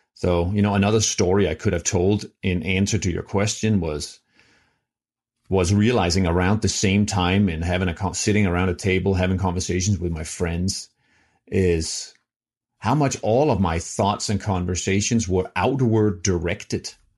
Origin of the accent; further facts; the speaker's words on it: Denmark; moved away; I'm from Denmark